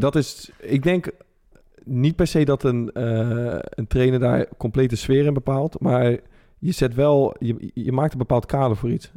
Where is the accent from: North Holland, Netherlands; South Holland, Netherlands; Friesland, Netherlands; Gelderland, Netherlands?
South Holland, Netherlands; Rotterdam; als Rotterdamse gozer